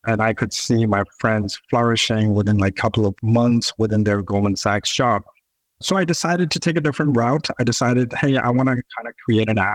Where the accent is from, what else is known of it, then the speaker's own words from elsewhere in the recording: Pakistan; moved away as an adult; now in United States; I was born and raised in Pakistan. I decided to come to the US to do my bachelor's.